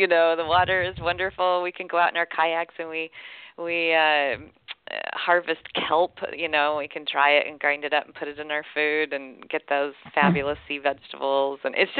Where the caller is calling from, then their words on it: Seattle, Washington, United States; I am in the Seattle area.